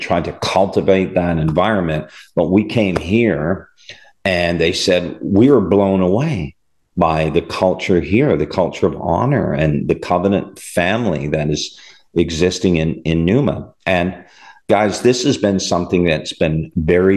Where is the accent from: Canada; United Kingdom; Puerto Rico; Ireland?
Canada; moved away; I'm from Canada originally